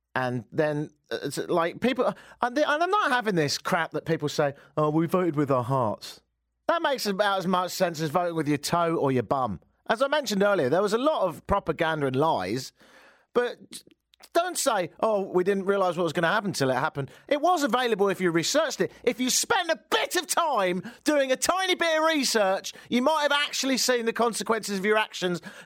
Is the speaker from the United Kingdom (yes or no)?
yes; United Kingdom; moved away as an adult; now in Toronto, Canada; I've always considered myself as, as much of a European as I have as a Brit, and in more recent years, slightly Canadian